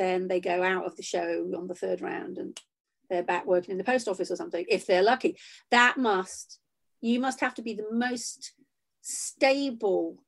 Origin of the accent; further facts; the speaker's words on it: Shropshire, West Midlands, United Kingdom; also born or lived in Huyton, Liverpool; I left when I was 7 and I grew up in Shropshire for most of my life.